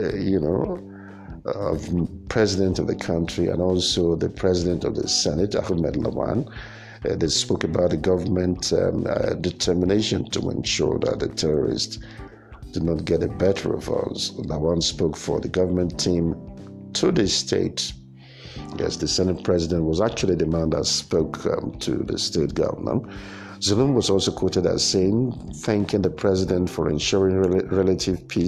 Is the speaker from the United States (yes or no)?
no; Nigeria; English is a second language; in this part of the country, in my native language